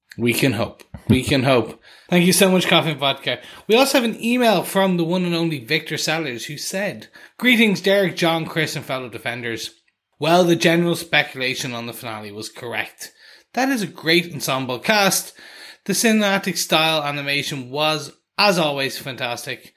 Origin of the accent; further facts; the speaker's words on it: Ireland; me coming from Ireland